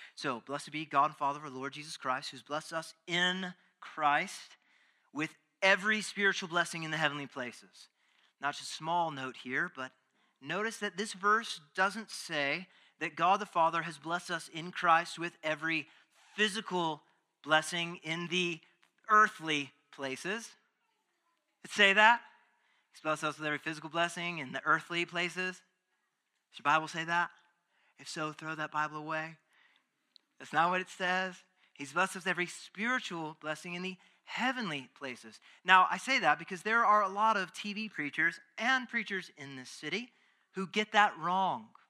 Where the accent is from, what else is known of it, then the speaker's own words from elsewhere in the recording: Texas, United States; being a Texan